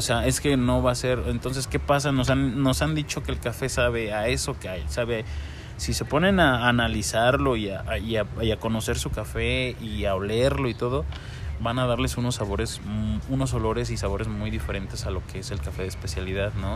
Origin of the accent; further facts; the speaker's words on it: Mexico; nuestro café mexicano